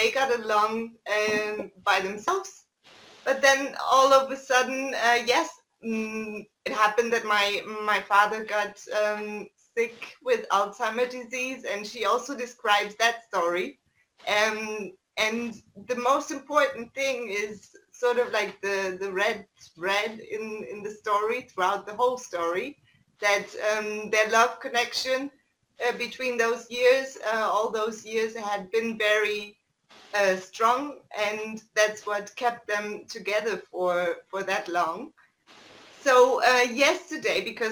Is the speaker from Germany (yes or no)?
yes; East Germany, Germany; I'm from Germany, my parents were living in East Germany at that time